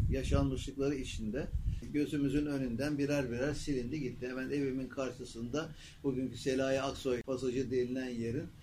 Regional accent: Çanakkale, Turkey; also born or lived in Balıkesir; 1943 Çanakkale doğumluyum ben. İkinci Dünya Savaşı'nın efendim o sıkıntılı günlerinde dünyaya gelmiş ve o sıkıntılı günlerin içinde de ilkokulu, ortaokulu ve liseyi Çanakkale'de okumuş.

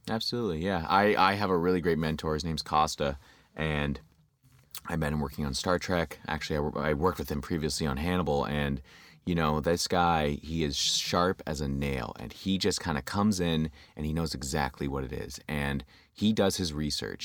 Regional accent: London, Ontario, Canada; moved away as an adult; also born or lived in Windsor, Ontario; now in Toronto, Canada; I grew up in, uh, London, Ontario

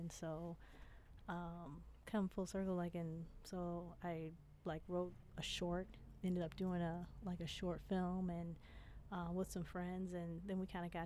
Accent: Inkster, Michigan, United States; also born or lived in Detroit; Grew up in Detroit, and I grew up in Inkster

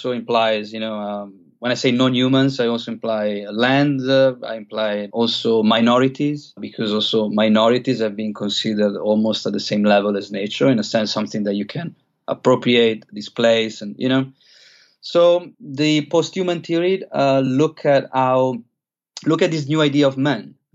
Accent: Italy; moved away as an adult; also born or lived in London / Australia / Chiang Mai; I grew up in Italy

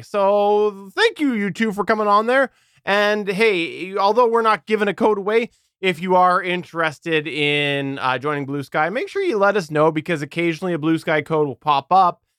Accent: Canada; as a Canadian

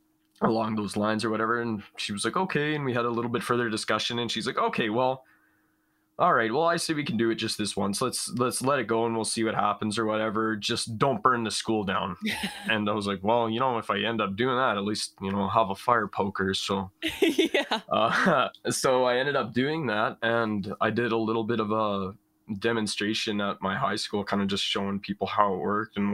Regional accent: Prince Albert, Saskatchewan, Canada; now in British Columbia, Canada; I'm from Prince Albert, Saskatchewan, kind of just right along the edge of like large expanses of farmland

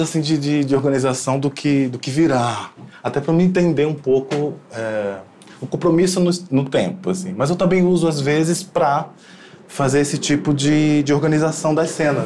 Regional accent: Recife, Pernambuco, Brazil; sou de Recife

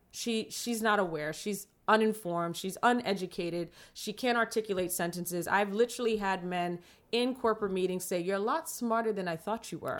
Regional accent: New York City, New York, United States; I grew up in the Bronx

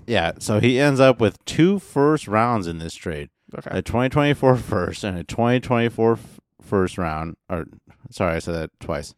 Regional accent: Midwest, United States; I'm from the Midwest

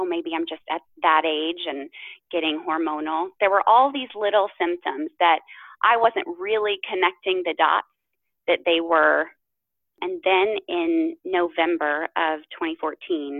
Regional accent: Midwest, United States; I grew up in the Midwest, actually, around horses and animals

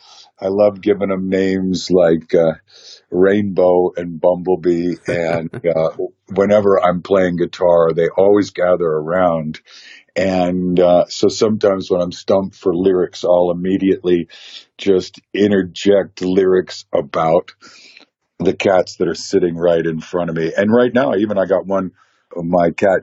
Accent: California, United States; I was born and raised in California, and I do love California. I've traveled the whole world, but I am a native Californian

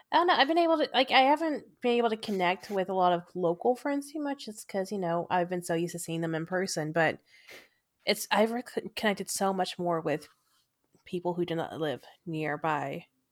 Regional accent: United States; moved away; also born or lived in Texas / Florida; I grew up in Texas and Florida

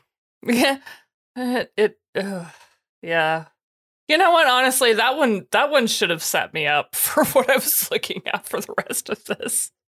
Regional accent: United States; I'm an American

